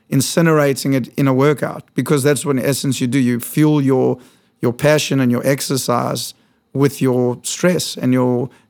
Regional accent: South Africa; moved away as an adult; now in New York, United States; so I was born in South Africa.

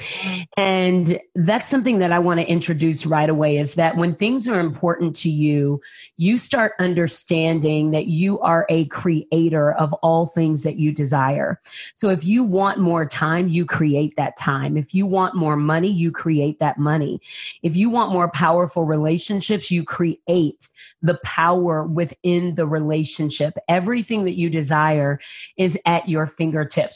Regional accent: San Antonio, Texas, United States; I grew up in San Antonio, Texas. I was moved by my family when I was 6 weeks old

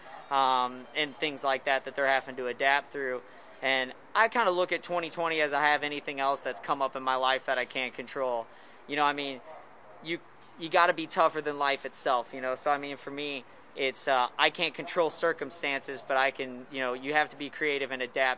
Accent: right outside of St. Louis, Missouri, United States; we're from the Midwest. You know, we're from right outside of St. Louis, Missouri.

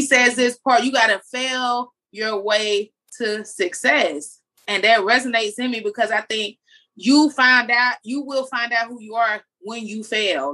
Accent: Jacksonville, Florida, United States; accent: country; I'm from Jacksonville

